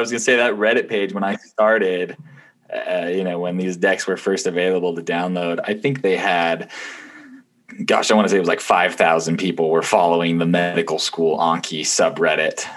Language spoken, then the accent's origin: English; Utah, United States; also born or lived in Ohio / Taiwan; I grew up most of my life in Utah, although I was born in Ohio, so I'm a Buckeye.